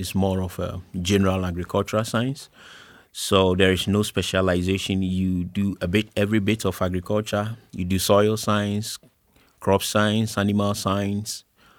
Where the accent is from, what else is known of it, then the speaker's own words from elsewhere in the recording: Eastern Region, Ghana; I was born in Ghana, born and raised. Had all my education in Ghana. I was in the eastern part of Ghana for my basic school and for the secondary school.